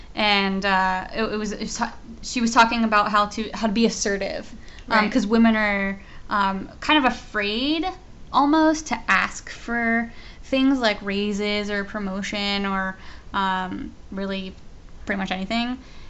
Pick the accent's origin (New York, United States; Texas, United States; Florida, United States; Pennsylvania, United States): Pennsylvania, United States; Pittsburgh; We're both from Pittsburgh. We're living in Pittsburgh right now. We're currently sitting in our Pittsburgh office.